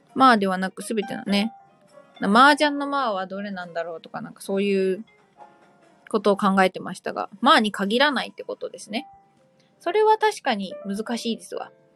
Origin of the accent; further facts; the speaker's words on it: Kanto, Japan; 若干田舎気味の関東生まれ、関東育ちなので